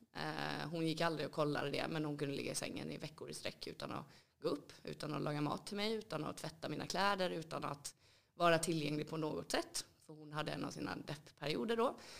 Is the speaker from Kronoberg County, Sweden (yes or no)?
yes; Älmhult, Kronoberg County, Sweden; moved away as an adult; now in Stockholm, Sweden; djupa skogarna i Småland tog fram mig